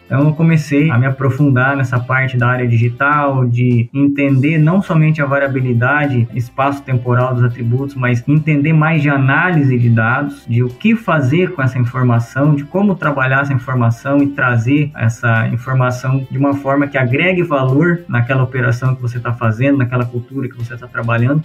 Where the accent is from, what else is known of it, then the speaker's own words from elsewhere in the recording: Sorriso, Mato Grosso, Brazil; also born or lived in Rondonópolis; Eu sou natural aqui de Rondonópolis, mas fui criado desde bem, bem, bem moleque em Sorriso, né? Mais precisamente em Boa Esperança do Norte.